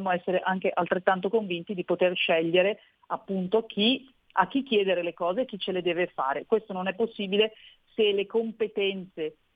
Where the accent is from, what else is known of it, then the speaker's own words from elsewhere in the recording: Lombardy, Italy; io sono convinta da lombarda, ma con poca umiltà forse, di poter assolutamente dimostrare che la Lombardia non solo può fare del bene ancora di più per i lombardi, ma per tutta l'Italia